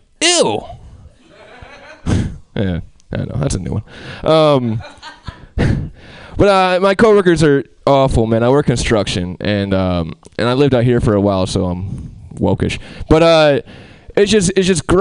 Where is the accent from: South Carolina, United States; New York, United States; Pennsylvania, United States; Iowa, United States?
New York, United States; Albany; I'm from Albany, the capital